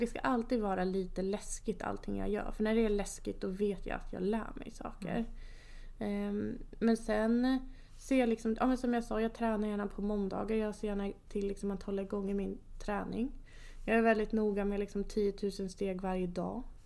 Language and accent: Swedish; Enköping, Uppsala County, Sweden; also born or lived in Kristianstad; Jag är född och uppvuxen i Enköping.